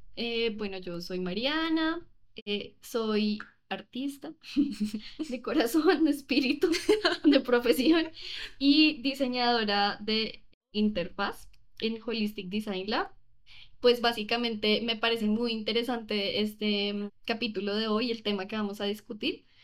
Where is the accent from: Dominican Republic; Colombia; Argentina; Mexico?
Colombia; yo sí creo que en Colombia manejamos un inglés mucho más americano